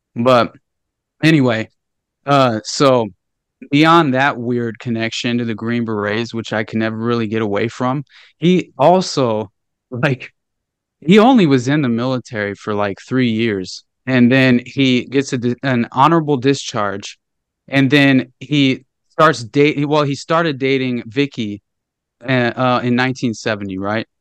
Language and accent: English; Northwest Arkansas, United States; I grew up in Northwest Arkansas, okay? And super rural area